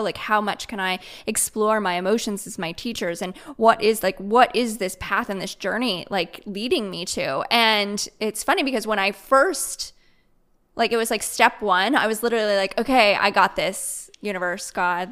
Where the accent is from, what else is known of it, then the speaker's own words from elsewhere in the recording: Midwest, United States; moved away as an adult; now in Raleigh, United States; I grew up in the Midwest